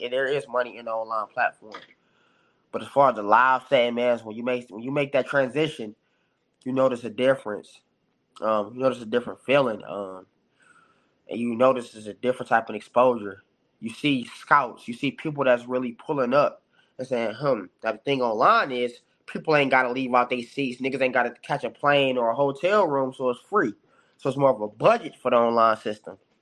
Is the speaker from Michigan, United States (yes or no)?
yes; Detroit, Michigan, United States; my background, it's Detroit all day